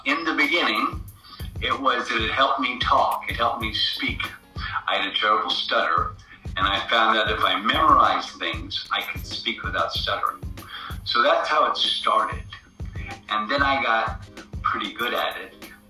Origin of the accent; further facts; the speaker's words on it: New York, United States; also born or lived in Atlanta / New Orleans; now in Los Angeles, United States; I live mostly in Los Angeles now, but I grew up in Atlanta and New Orleans and New York, mostly New York of those three places.